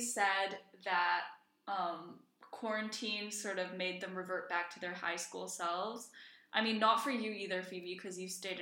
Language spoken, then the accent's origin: English; Reykjavik, Capital Region, Iceland; moved away; also born or lived in Washington, D.C.; I grew up in Iceland. I was born in Reykjavik, born and raised